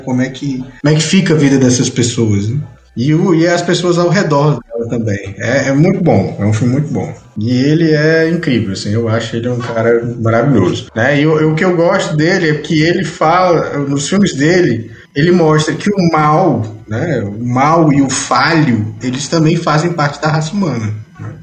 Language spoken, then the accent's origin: Portuguese; Brazil; nós, como brasileiros